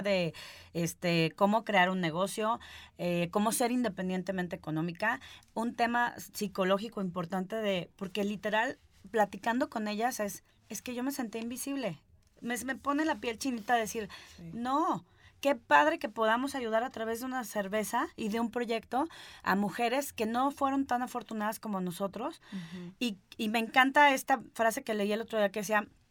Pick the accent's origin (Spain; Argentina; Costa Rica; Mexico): Mexico; Guadalajara, Jalisco; also born or lived in Mexico City; now in Guadalajara, Mexico; yo soy de aquí de Guadalajara. Eh, terminé yéndome a, México a buscar el sueño de independizarme